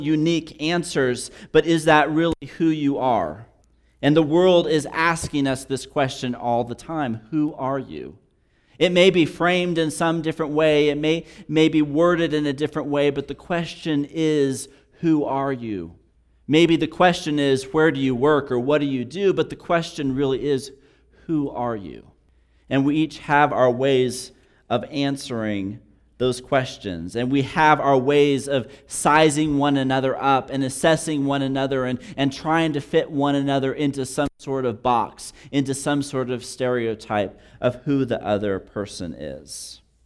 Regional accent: New Mexico, United States; also born or lived in Texas; being born and raised in New Mexico for the third generation

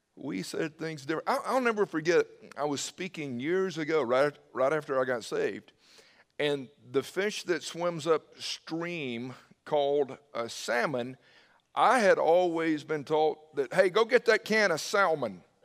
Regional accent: Newnan, Georgia, United States; moved away; also born or lived in Indiana; growing up in Noonan

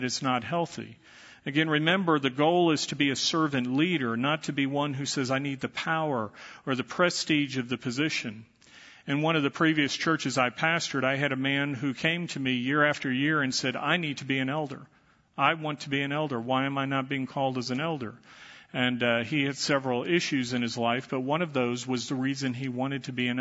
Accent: Dallas, Texas, United States; When I was growing up, I was raised in the Catholic Church, and I was an altar boy

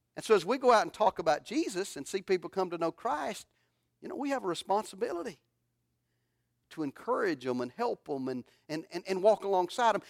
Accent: Alabama, United States; moved away; I'm from Alabama

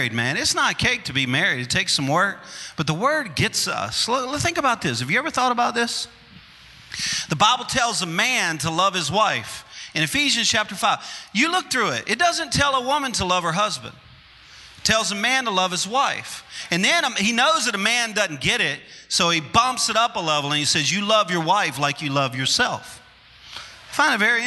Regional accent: Louisiana, United States; I'm a Cajun, and I'm from Louisiana

